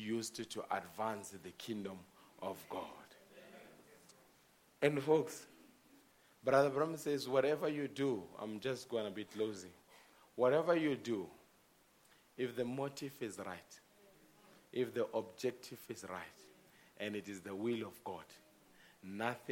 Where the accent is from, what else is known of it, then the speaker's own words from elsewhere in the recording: South Africa; we South Africans